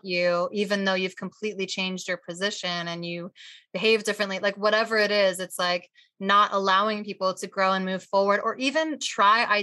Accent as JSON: {"language": "English", "region": "New Jersey", "country": "United States", "said": "I am also from Jersey"}